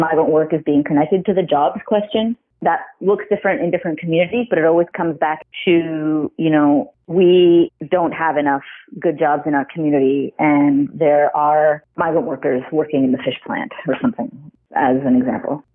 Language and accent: English; Ontario, Canada; also born or lived in Ottawa; I grew up in Ontario